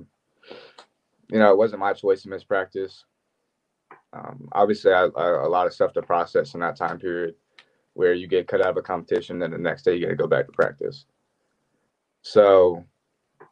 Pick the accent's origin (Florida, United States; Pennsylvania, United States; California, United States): Florida, United States; Ocala; moved away; Growing up in Ocala